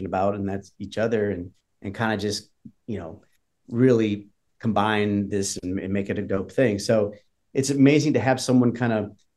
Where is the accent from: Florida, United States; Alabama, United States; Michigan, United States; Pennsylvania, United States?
Michigan, United States; Detroit; now in Nashville, United States; I'm from Detroit